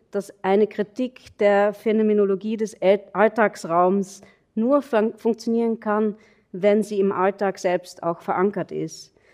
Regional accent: Carinthia, Austria; also born or lived in Vienna; an meiner Heimatgemeinde, meiner Heimatgemeinde in Kärnten zu entfliehen, sobald ich die Schule beendet hatte nur um dann festzustellen, dass ich im kosmopolitischen Wien als, als Kärntner Landei wieder abgestempelt wurde

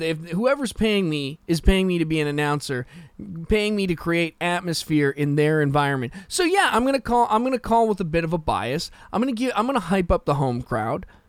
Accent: West Coast, Canada; I'm from the West Coast.

